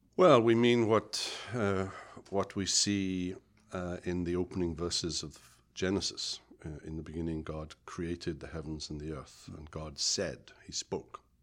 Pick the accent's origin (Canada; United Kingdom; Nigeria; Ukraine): United Kingdom; moved away; I grew up in Britain